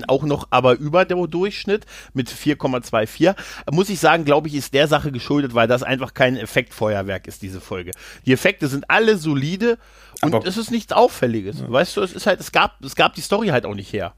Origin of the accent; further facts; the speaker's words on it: Lower Saxony, Germany; ich als, ähm, als Niedersachse